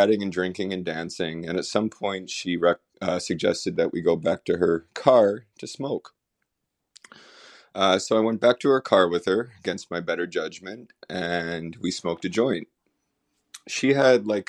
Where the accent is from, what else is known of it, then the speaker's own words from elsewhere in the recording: Buffalo, New York, United States; I'm from Buffalo, New York